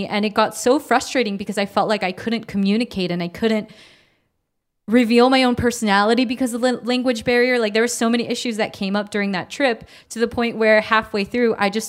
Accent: United States; also born or lived in South Korea; I totally identify as a Kyopo because I'm like, yes, I am American in ways that, like, South Koreans are definitely not.

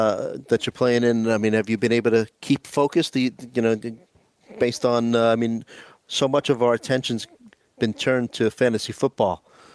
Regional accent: New York City, New York, United States; my hometown Staten Island team

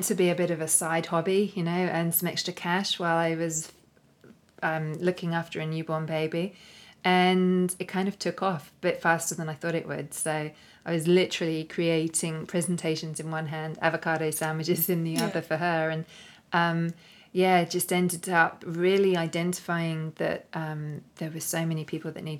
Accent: London, United Kingdom; moved away as an adult; now in Australia; here in London, which was originally my hometown, my original stomping ground before I moved to Australia.

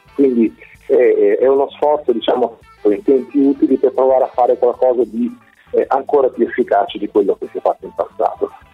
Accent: Marche, Italy; io provengo dalle Marche

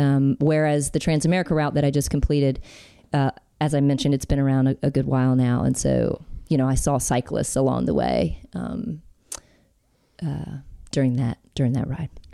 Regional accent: Alabama, United States; I'm from Alabama, born and raised

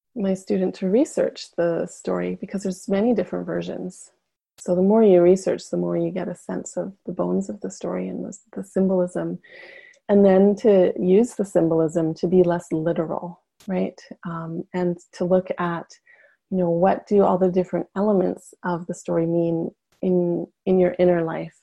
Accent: Yukon, Canada; moved away; where I'm from in Canada, which is the far north uh, in the Yukon. I actually just got back two days ago, so I'm still kind of glowing from being back in my hometown

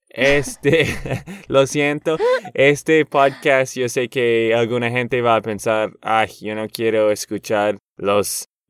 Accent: Boston, Massachusetts, United States; Spanish is a second language; soy de Boston y a mí me encantan los Patriots, lo siento.

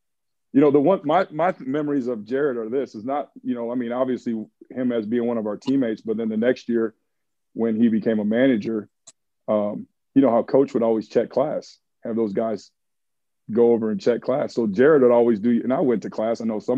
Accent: Michigan, United States; I was from Michigan, so I was a diehard Michigan football fan

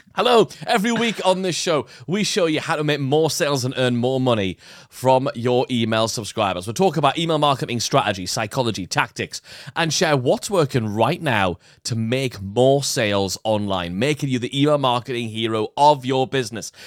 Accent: United Kingdom; us being British

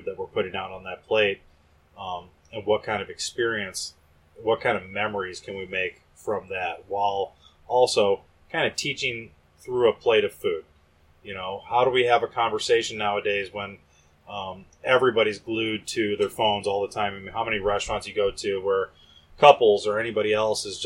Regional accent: Northwest Indiana, United States; also born or lived in San Diego / Chicago; I'm from Northwest Indiana

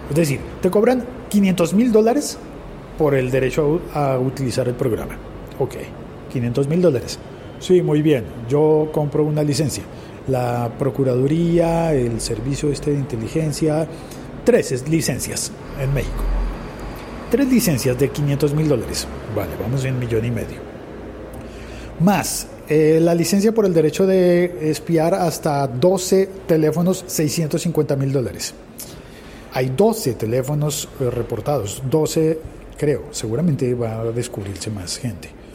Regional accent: Colombia; En Colombia, en mi país

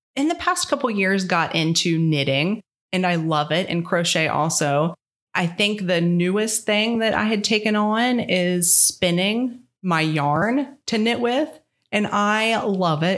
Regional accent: Parkersburg, West Virginia, United States; I was born and raised in Parkersburg, West Virginia, where I still am.

